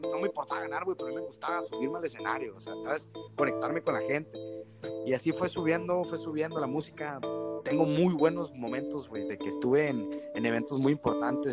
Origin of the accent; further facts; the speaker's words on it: San José del Cabo, Baja California Sur, Mexico; also born or lived in Canada; soy de Los Cabos, nacido desde San José del Cabo, Chubillero 100%, mis padres igual nacieron de ahí, de, San José del Cabo, México